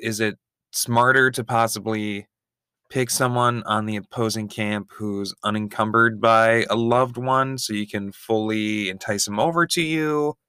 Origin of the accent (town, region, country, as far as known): United States